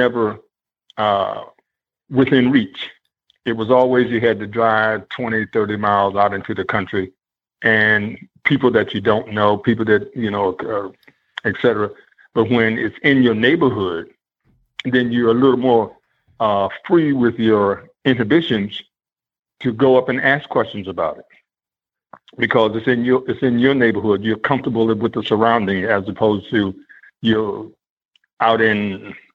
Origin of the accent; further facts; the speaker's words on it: Baltimore, Maryland, United States; I grew up in Baltimore. I went to high school here